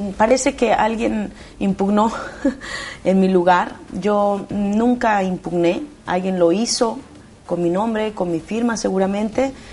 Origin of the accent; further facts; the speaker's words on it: Mexico; moved away; primero soy mexicana que otra cosa